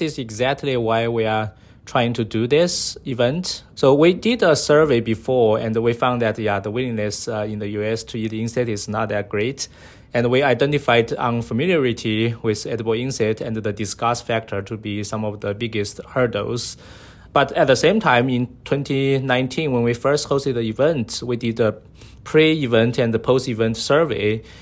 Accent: Sichuan, China; moved away; when I grew up as a kid, I was from China, so My hometown is, uh, Sichuan province, uh, in the southwest of, uh, China.

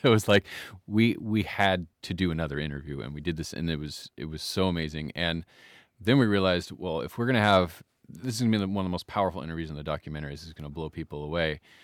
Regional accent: United States; as an American

